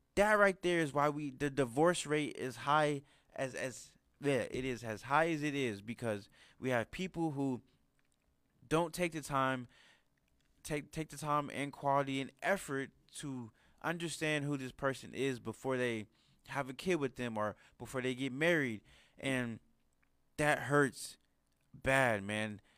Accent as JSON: {"language": "English", "country": "United States", "said": "us Americans"}